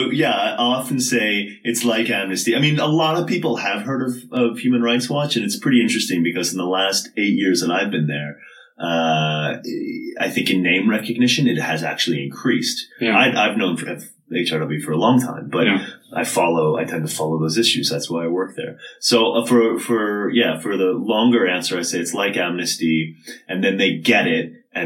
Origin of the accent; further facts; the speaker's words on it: Massachusetts, United States; accent: Southern New England; but my accent is Southern New England, sort of greater Boston area, I'd say.